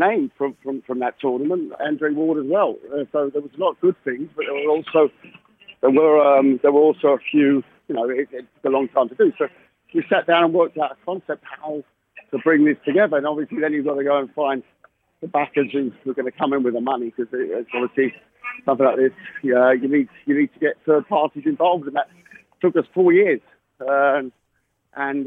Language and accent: English; London, United Kingdom; I'm a Londoner